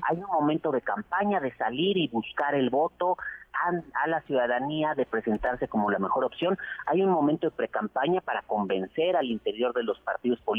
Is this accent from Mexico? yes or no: yes; Mexico; como buenos mexicanos siempre dejamos todo hasta el final